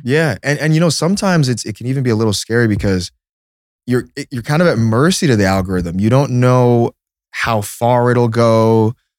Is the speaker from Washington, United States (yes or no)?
yes; Seattle, Washington, United States; moved away; also born or lived in Illinois; I was born in Seattle.